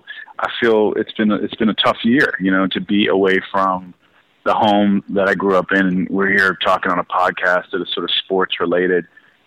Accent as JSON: {"language": "English", "town": "Baltimore", "region": "Maryland", "country": "United States", "tie": "born or raised there", "moved": "yes", "said": "I'd love to make a film in my hometown as a director"}